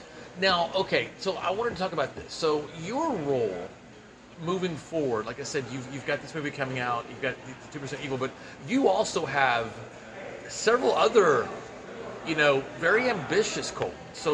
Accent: Dallas, Texas, United States; the Dallas premiere in Colton's hometown, my hometown?

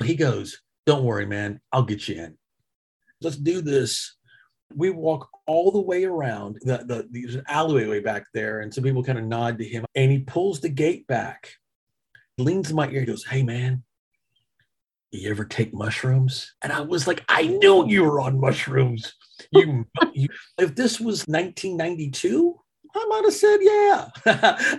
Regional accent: Arkansas, United States; now in Dallas, United States; growing up in Arkansas

